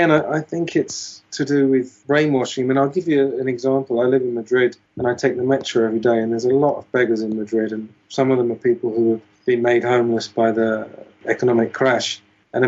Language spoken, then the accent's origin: English; United Kingdom; I was brought up in Britain, so I know a fair amount about British society